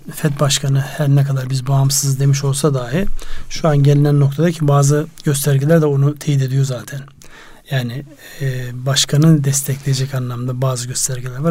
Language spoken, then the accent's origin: Turkish; Konya, Turkey; memleketim orada Konya var